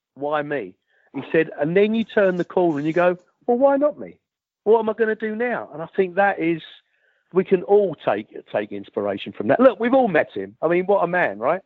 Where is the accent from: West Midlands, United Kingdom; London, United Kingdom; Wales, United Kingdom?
London, United Kingdom; moved away as an adult; also born or lived in Richmond; I was brought up as a Millwall supporter